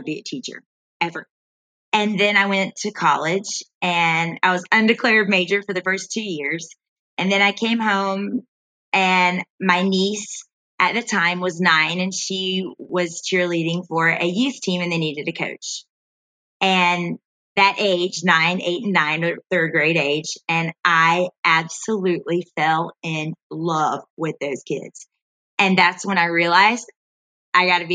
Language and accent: English; Greenville, South Carolina, United States; also born or lived in Hattiesburg, Mississippi; I was born in Hattiesburg, Mississippi, and my parents moved I was 9 months old, to Greenville, South Carolina, where I grew up